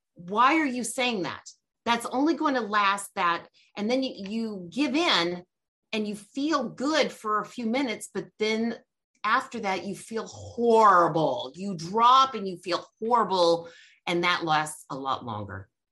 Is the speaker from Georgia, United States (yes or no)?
yes; Georgia, United States; I'm from Georgia